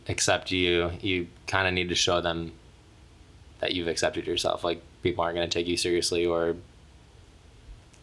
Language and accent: English; Michigan, United States; moved away as an adult; now in Los Angeles, United States; I walk down the streets of my hometown and people like shout gay things at me still